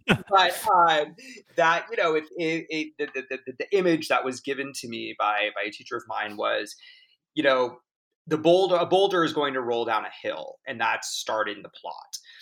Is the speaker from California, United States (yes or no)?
yes; Laguna Beach, California, United States; I grew up in Orange County in Laguna Beach